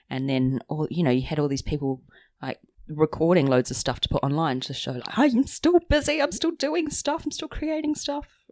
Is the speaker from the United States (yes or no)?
no; New Zealand; now in London, United Kingdom; we're both from New Zealand, but living in London away from family